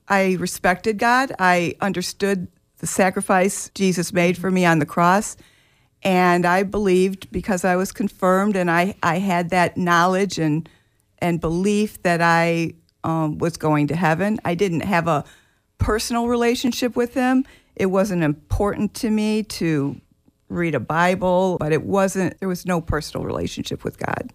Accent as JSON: {"language": "English", "region": "Illinois", "country": "United States", "tie": "born or raised there", "also_born_or_lived": "Jacksonville, Florida"}